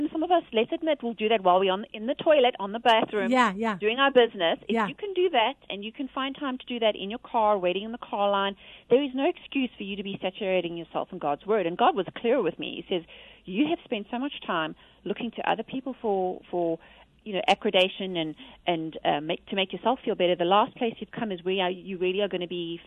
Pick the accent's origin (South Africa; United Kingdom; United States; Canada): South Africa; I'm from South Africa